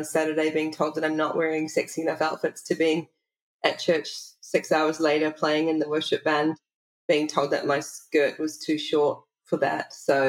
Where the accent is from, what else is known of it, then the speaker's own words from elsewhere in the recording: New Zealand; of course, I definitely consider myself a Kiwi and I'm proud to be from New Zealand